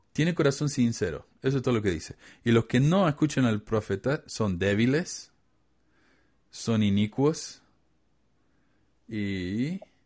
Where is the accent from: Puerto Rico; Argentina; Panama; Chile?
Argentina; Córdoba; Córdoba, Argentina, de donde soy yo.